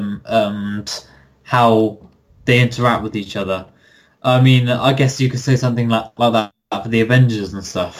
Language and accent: English; United Kingdom; I'm British